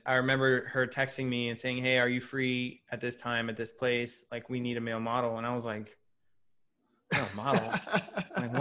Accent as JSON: {"language": "English", "town": "Houston", "region": "Texas", "country": "United States", "tie": "born or raised there", "said": "I grew up in Houston, Texas, like Southern hospitality"}